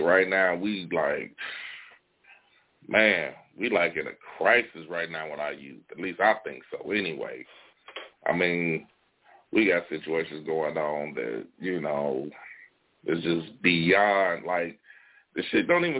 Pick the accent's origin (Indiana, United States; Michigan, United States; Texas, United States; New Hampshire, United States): Indiana, United States; Gary; I'm from Gary, Indiana. We all from Gary